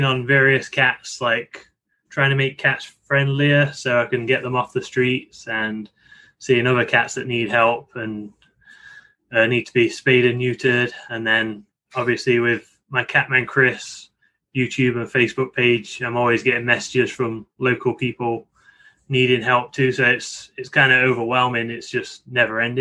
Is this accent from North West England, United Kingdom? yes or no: no; Nottingham, East Midlands, United Kingdom; moved away as an adult; now in Tampa, United States; it's pretty close to where I grew up. I'm from Nottingham, and that's based in Yorkshire